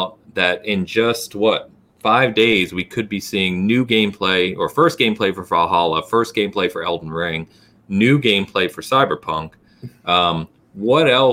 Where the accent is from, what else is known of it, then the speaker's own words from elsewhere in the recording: England, United Kingdom; being English